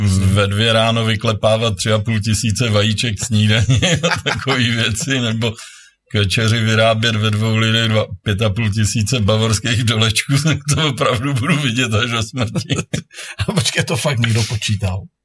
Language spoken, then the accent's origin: Czech; Příbram, Central Bohemian Region, Czechia; Já jsem z Příbramy